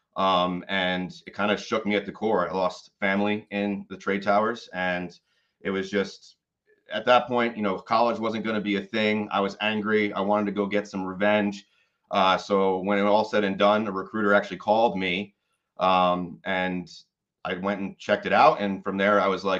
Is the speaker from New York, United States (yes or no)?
yes; Catskill, New York, United States; moved away; So I was born and raised in the Catskill Mountains of New York. I was actually born in the town of Catskill